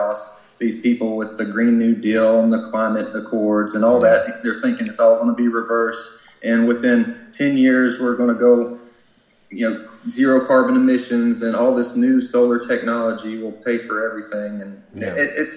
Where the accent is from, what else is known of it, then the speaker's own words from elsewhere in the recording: Kentucky, United States; I come from Kentucky.